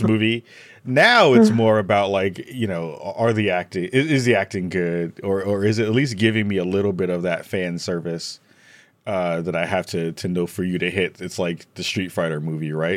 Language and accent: English; New York City, New York, United States; I'm from the Bronx.